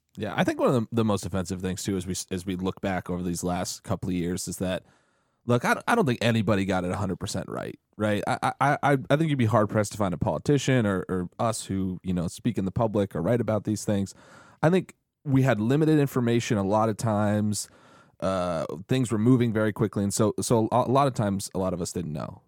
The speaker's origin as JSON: {"language": "English", "region": "New England", "country": "United States", "tie": "born or raised there", "said": "I grew up in in New England"}